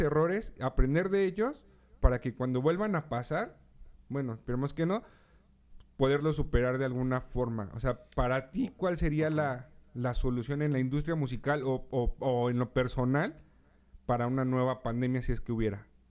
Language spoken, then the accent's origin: Spanish; Mexico; nosotros como mexicanos